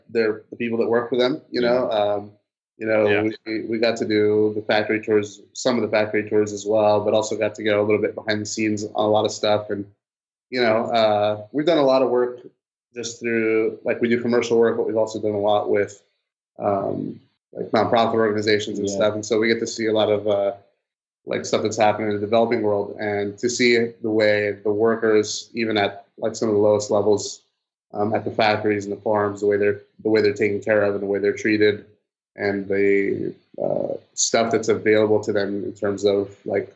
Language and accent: English; Roseville, California, United States; we're from Roseville, California, which is Northern California